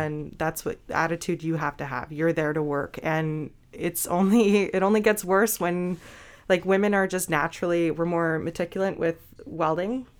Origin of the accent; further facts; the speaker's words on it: British Columbia, Canada; now in Grey Bruce, Canada; I'm originally from British Columbia